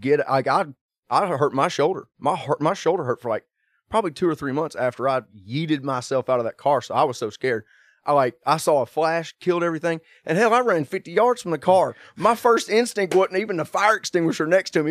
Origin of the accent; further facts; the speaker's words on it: Kannapolis, North Carolina, United States; being from my hometown in Kannapolis, North Carolina.